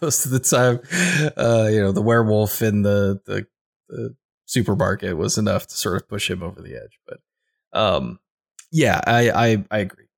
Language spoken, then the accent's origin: English; Midwest, United States; I'm a Midwestern boy. I grew up in the Midwest